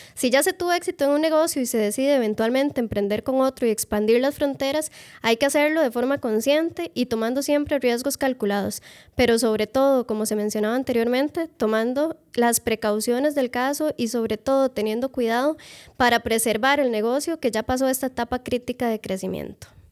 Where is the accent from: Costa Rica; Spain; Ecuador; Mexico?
Costa Rica; Moravia, San José; yo soy de Moravia y Moravia no es lo que era antes